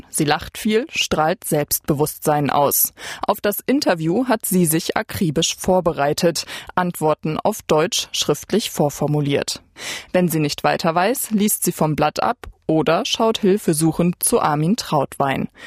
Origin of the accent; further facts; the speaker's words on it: India; German is a second language; moved away as an adult; now in Germany; ich komme aus Indien.